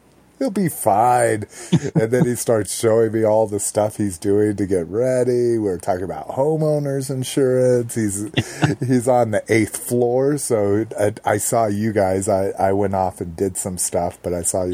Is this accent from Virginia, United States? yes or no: no; New Mexico, United States; growing up in New Mexico, being close to Mexico